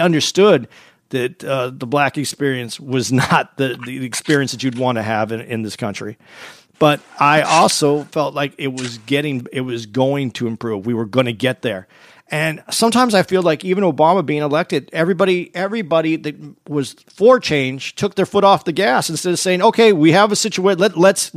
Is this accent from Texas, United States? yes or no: no; Arizona, United States; I grew up in Arizona